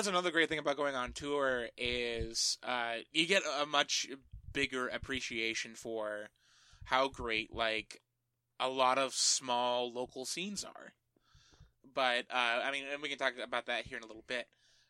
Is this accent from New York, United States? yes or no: no; Phoenix, Arizona, United States; also born or lived in Eugene, Oregon